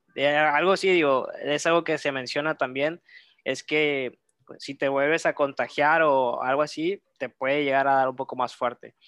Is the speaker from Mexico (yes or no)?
yes; Reynosa, Tamaulipas, Mexico; also born or lived in Monterrey; yo soy de, de Reynosa, Tamaulipas